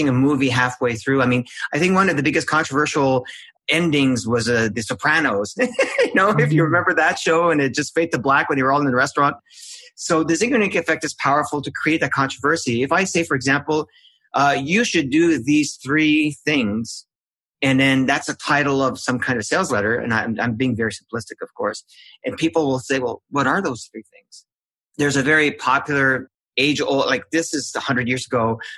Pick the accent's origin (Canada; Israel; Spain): Canada; I'm Canadian